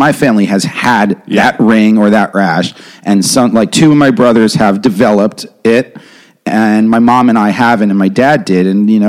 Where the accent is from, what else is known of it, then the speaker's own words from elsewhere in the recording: Westchester County, New York, United States; I'm from Westchester County, New York, right across the river.